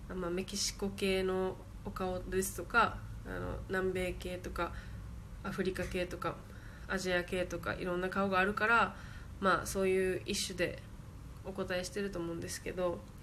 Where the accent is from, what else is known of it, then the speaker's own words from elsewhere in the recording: Japan; お父さんがアメリカ人です。あ、育ちは日本です。